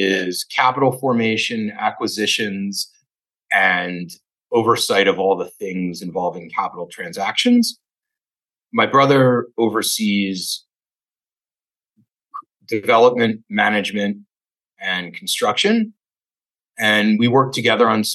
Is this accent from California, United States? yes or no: no; Fairfax Station, Virginia, United States; moved away as an adult; also born or lived in Alexandria, Virginia / New York; now in Philadelphia, United States; I'm a native Washingtonian. I grew up in a place called Fairfax Station at the very southern end of Fairfax County